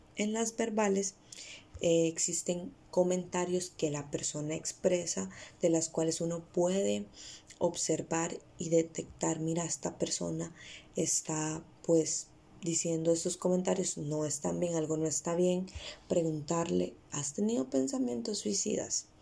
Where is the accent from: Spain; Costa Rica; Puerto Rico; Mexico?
Costa Rica; Costa Rica, que es de donde yo soy